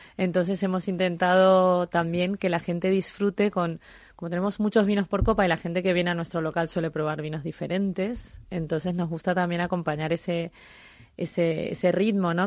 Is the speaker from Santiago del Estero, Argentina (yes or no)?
no; Mendoza, Argentina; now in Spain; mi país de origen, a donde empezó toda esta pasión y este amor por el vino que, es Argentina